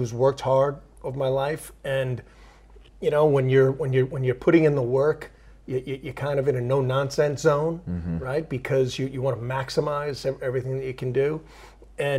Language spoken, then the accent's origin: English; Long Island, New York, United States; now in Pennsylvania, United States; I grew up in Long Island, so Massapequa was there